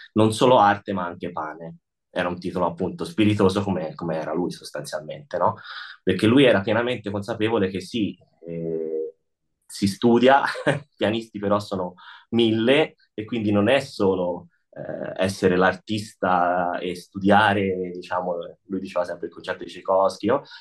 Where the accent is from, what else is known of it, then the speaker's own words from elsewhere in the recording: Tuscany, Italy; now in Lugano, Switzerland; io e lui siamo toscani, abbiamo in comune anche modi di dire